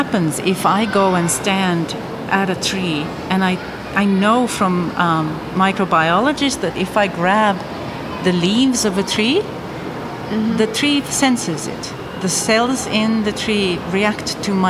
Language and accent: English; Finland; I grew up in Finland